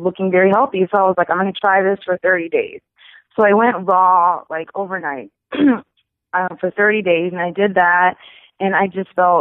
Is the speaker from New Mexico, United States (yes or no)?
no; Charleston, South Carolina, United States; born or raised there